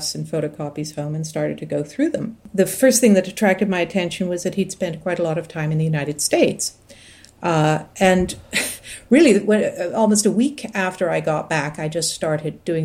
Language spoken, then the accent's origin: English; Toronto, Ontario, Canada; I'm talking to you from Toronto, and I am from Toronto.